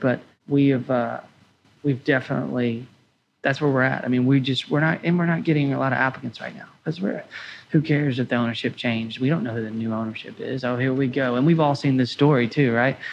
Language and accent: English; Bowling Green, Kentucky, United States; our second location in my hometown